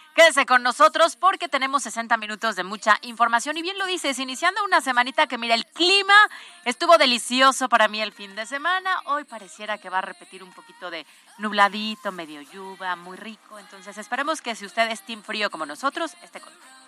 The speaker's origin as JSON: {"language": "Spanish", "region": "Puebla", "country": "Mexico", "said": "nosotros como poblanos"}